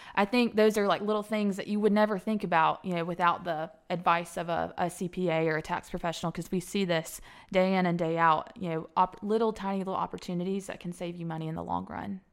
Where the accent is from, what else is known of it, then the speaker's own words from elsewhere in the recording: Alabama, United States; moved away as an adult; also born or lived in Atlanta / Cobb County; Born and raised in Alabama, graduate of Alabama